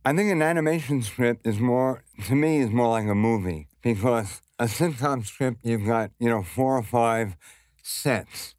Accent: New York City, New York, United States; growing up in Brooklyn, for me at least, I never had to leave.

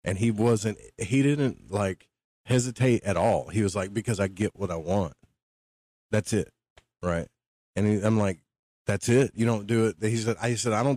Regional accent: upstate New York, United States; moved away as an adult; now in Florida, United States; I moved from upstate to Florida at 38, 39 years old

